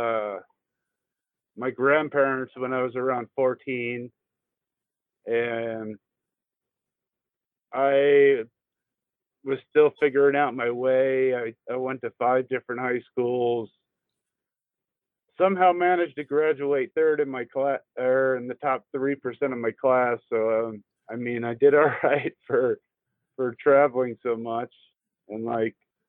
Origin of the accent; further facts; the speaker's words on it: Florida, United States; moved away; also born or lived in New York; I was born in New York. I grew up in Florida